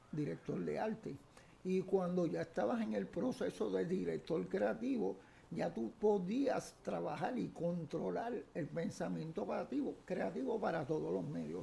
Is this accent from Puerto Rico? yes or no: yes; San Juan, Puerto Rico; also born or lived in Carolina, Puerto Rico; yo soy nacido en la barriada Figueroa, en Santurce, bien abajo de la calle Figueroa, casi a orilla de lo que es hoy Parque Central. Me crié en esa zona hasta los 10 años